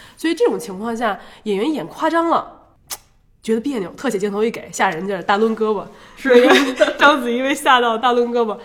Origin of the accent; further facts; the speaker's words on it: Beijing, China; accent: Beijing (京片子); also born or lived in Taipei, Taiwan; 我从小在北京长大，嗯。然后我常常回台北，所以我在北京跟北京的同学们已经打成了一片